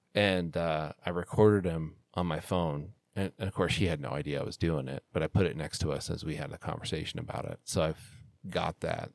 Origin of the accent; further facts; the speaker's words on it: Salt Lake City, Utah, United States; I flew home in February of 2002 for the Olympic Games because they were here in Salt Lake